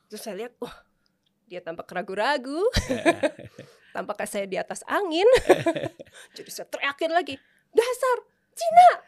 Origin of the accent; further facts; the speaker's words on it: Jakarta, Indonesia; born there; Saya uh, saya lahir di Jakarta